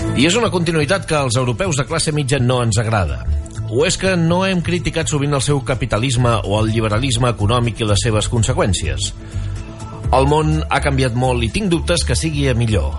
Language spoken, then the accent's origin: Catalan; Empordà, Catalonia, Spain; aquí a casa nostra